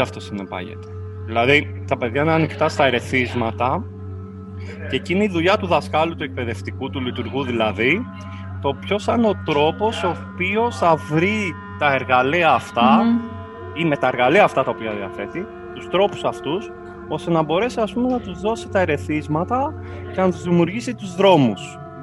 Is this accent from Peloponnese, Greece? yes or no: no; Kavala, Eastern Macedonia and Thrace, Greece; moved away as an adult; also born or lived in Corfu; Εγώ γεννήθηκα στην Καβάλα, στην πόλη τη Καβάλα, στη τέλη του τη δεκαετία του 80. Από πολύ μικρή ηλικία άρχισα να ασχολούμαι με την τέχνη τη μουσική. Ξεκίνησα τις, τις μουσικές μου σπουδές από το Δημοτικό Οδείο της Καβάλα από την ηλικία των 6 χρόνων